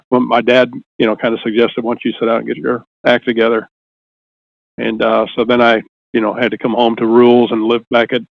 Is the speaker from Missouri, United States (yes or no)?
yes; Jefferson City, Missouri, United States; Well, I mean, I I grew up in Jefferson City.